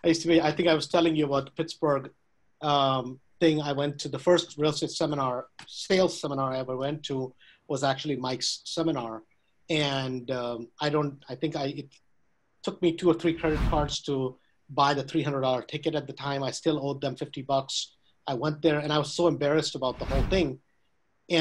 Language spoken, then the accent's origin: English; India; moved away as an adult; now in United States; I was born in US, but I grew up in India